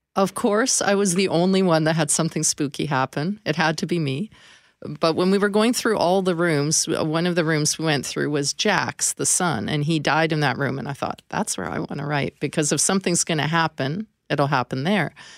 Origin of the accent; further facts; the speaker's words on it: northern British Columbia, Canada; now in Manitoba, Canada; I wasn't fortunate enough to grow up here. I grew up in, uh, northern B C